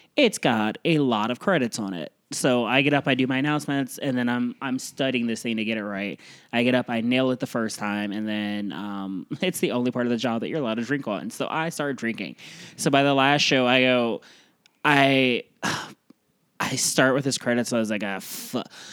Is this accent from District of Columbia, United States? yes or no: no; Iowa, United States; moved away; also born or lived in Florida / New York City / Midwest; I was from Iowa